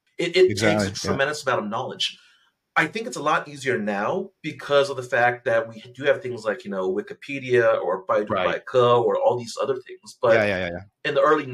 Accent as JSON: {"language": "English", "town": "Bartlesville", "region": "Oklahoma", "country": "United States", "tie": "born or raised there", "also_born_or_lived": "China"}